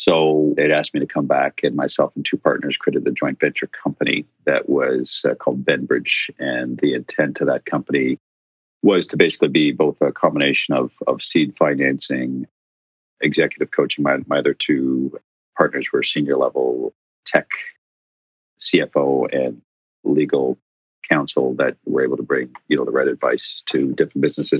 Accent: Ottawa, Ontario, Canada; also born or lived in Ireland; as I'd met my wife over in Ireland, and she happened to be from my hometown of Ottawa, which was a coincidence and a little contrived.

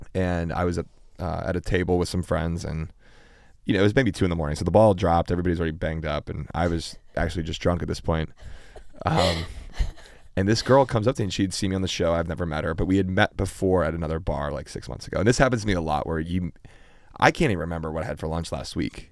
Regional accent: Pittsburgh, Pennsylvania, United States; also born or lived in Chicago; Originally, originally born in Chicago, and then we moved to Pittsburgh when I was

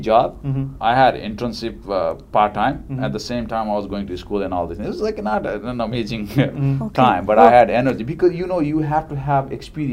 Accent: Nepal; moved away as an adult; now in New York City, United States; I was raised in Nepal. I came to this country more than a decade and a half ago

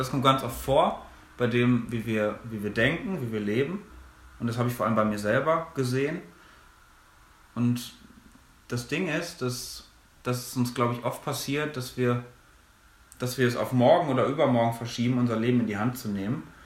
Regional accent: Minden-Lübbecke district, North Rhine-Westphalia, Germany; moved away as an adult; also born or lived in Münster; now in Ruhr area, Germany; ich komme aus der gleichen Gegend, aus der auch Maxi kommt, nämlich aus dem schönen Mühlenkreis im Kreis Minden-Lübbecke. Wir kommen aus dem gleichen Dorf

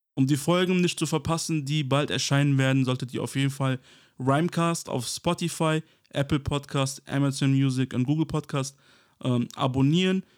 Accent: Kosovo; now in Germany; ursprünglich im Kosovo geboren und bin 1999 mit meiner Familie quasi wegen dem Kosovo-Krieg nach Deutschland geflüchtet

